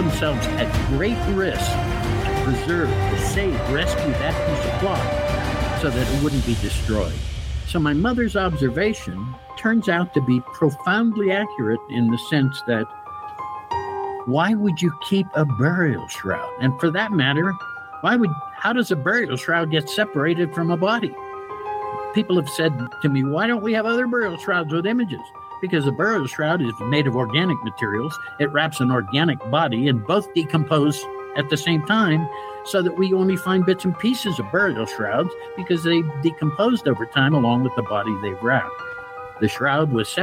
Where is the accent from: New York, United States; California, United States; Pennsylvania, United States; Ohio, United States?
Pennsylvania, United States; Pittsburgh; moved away; going back to a high school reunion in Pittsburgh, my hometown